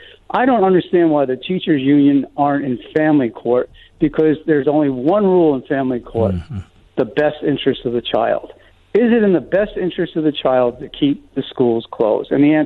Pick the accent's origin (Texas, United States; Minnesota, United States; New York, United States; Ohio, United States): New York, United States; New York City; also born or lived in Jupiter, Florida; now in Charlotte, United States; It's too hot in Florida for me, so I moved halfway back. I'm originally from Manhattan, New York City